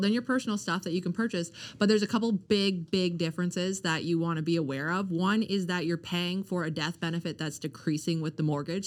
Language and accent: English; Canada; also born or lived in Ontario; I was born in Ontario, but raised here pretty much my whole life